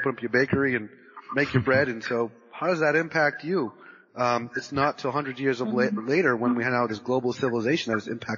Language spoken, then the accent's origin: English; Massachusetts, United States; also born or lived in California; I'm originally from Massachusetts, born and raised in Massachusetts, and lived in New England majority of my life